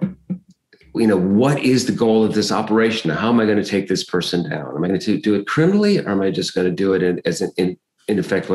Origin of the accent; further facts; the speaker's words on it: Michigan, United States; also born or lived in Kalamazoo, Michigan; I spent the years of my childhood in Michigan. Wikipedia says that I was born in Detroit. That's not the case. I was actually born in Kalamazoo